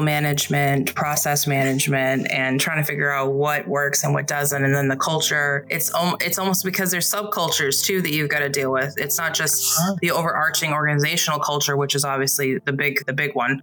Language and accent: English; New England, United States; I grew up in New England